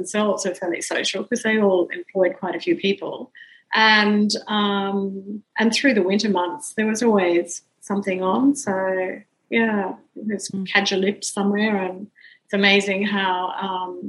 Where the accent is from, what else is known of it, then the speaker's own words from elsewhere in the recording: Brisbane, Queensland, Australia; I grew up in Brisbane, went to school in Brisbane